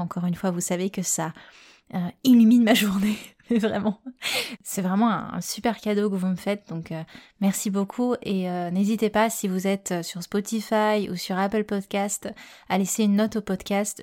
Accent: Réunion; je suis réunionnaise

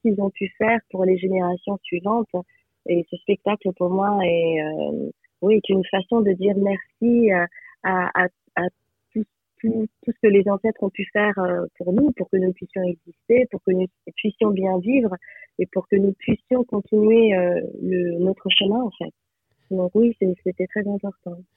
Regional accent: France; je suis née en France

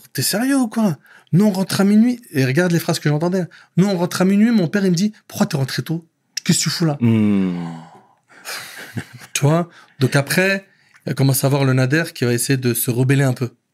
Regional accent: Paris, Île-de-France, France; born or raised there; also born or lived in Aubervilliers

